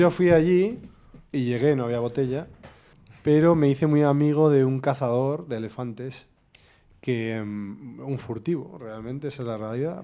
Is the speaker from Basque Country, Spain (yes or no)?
yes; Vitoria-Gasteiz, Basque Country, Spain; also born or lived in Barakaldo / Galdakao; yo soy súper vitoriano, porque nací en Galdacano por error, soy mi padre es vitoriano